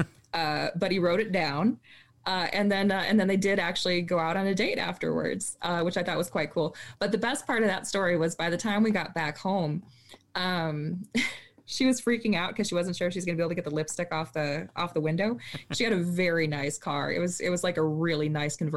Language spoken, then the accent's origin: English; Minnesota, United States; So I grew up in Minnesota